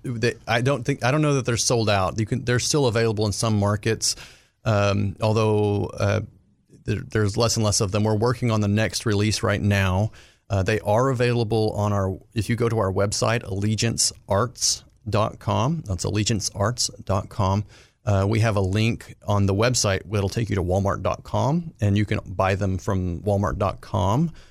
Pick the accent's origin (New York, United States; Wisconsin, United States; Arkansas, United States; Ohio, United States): Arkansas, United States; my time growing up in Arkansas